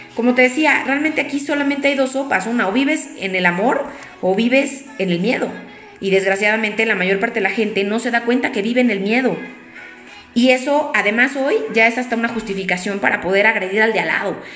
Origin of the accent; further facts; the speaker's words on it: Mexico; soy eh, mexicana